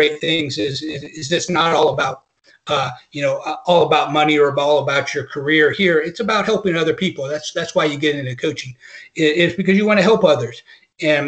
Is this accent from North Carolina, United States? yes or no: yes; North Carolina, United States; also born or lived in Mississippi; I grew up in the South. I grew up in North Carolina. I went to school in Mississippi